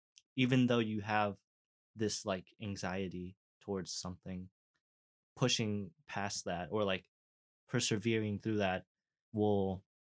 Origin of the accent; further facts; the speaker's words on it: United States; My parents are from Vietnam.